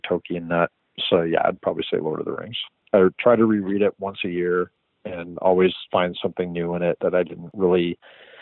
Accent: San Diego, California, United States; now in Los Angeles, United States; growing up in San Diego

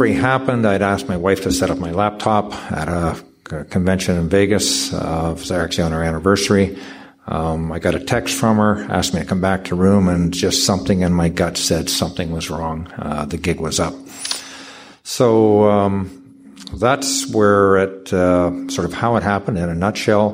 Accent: Canada; I'm from Canada

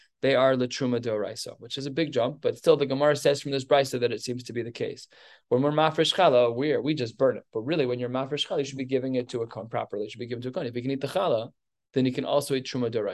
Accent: United States; I'm an American.

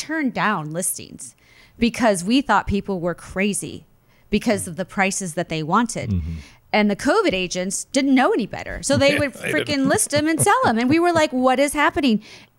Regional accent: California, United States; And I'm like, you think because we're come from California, we're dumb?

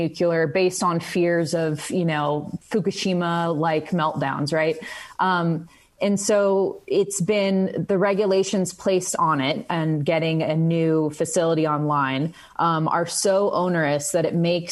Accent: California, United States; now in Montana, United States; in my home state of California

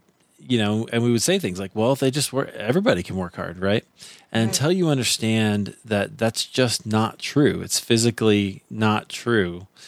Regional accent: Iowa, United States; I grew up in Iowa, right? So I was very much like Oregon in the sense that it's one of the top five whitest places in the country

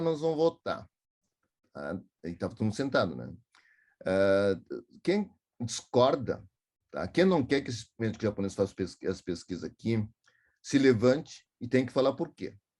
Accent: Porto Alegre, Rio Grande do Sul, Brazil; eu sou de Porto Alegre, que fica 180 quilômetros daqui.

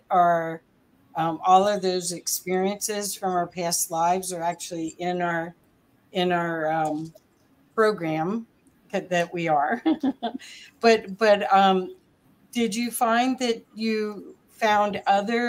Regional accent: Ohio, United States; So I grew up also in Ohio

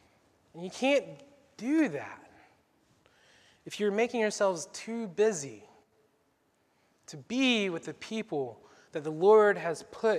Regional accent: the South, United States; You know, I grew up in the South. Mom always asked me to help clean when guests were coming over

